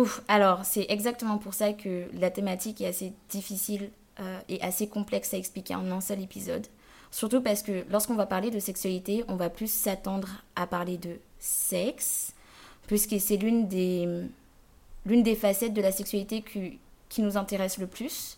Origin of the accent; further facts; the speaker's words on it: Guadeloupe; je venais de Guadeloupe